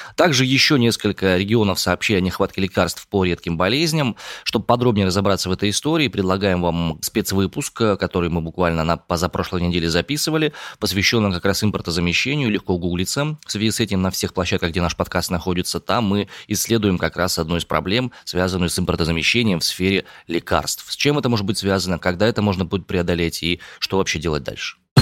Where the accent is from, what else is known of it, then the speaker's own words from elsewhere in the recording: Omsk, Omsk Oblast, Russia; родом из Омска